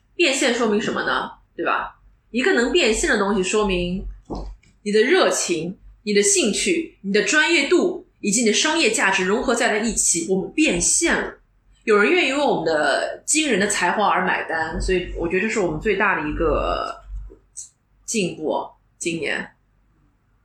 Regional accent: Shanghai, China; accent: Shanghainese; first language Shanghainese; Chinese is a second language; 其实会说，但上海话是我的一个 O S

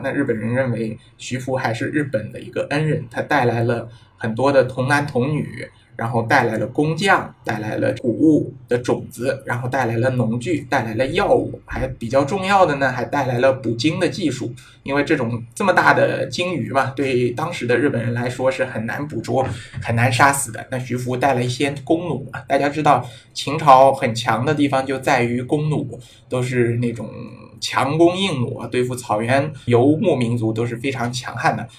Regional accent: China; 就是充分发挥了我们中国人的小聪明啊

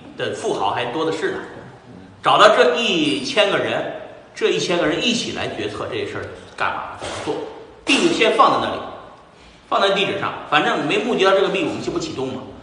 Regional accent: China; moved away; 咱们是中国人

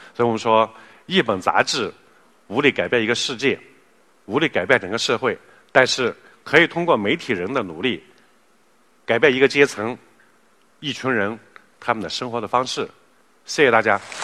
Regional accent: China; 四十年来我们中国人富了

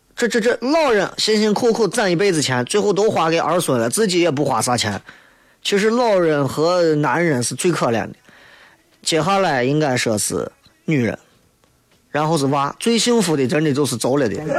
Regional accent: Shaanxi, China; 我们陕西人

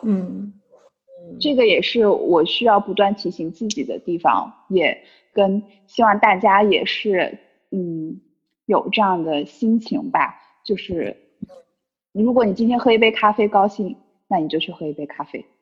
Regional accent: Sichuan, China; also born or lived in Shenzhen; now in Chengdu, China; 我现在其实回到成都，虽然我不是成都人，但我是四川的

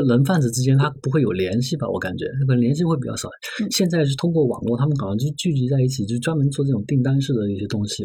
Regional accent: Sichuan, China; 我是四川人

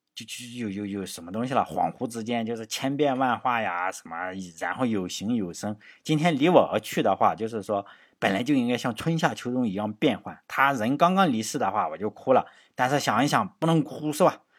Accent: Shandong, China; 作为山东人

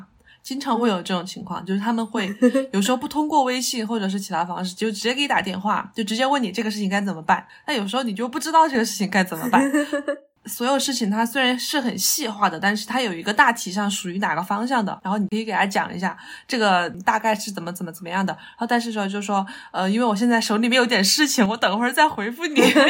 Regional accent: China; 还是要相信我们中国人的胃。

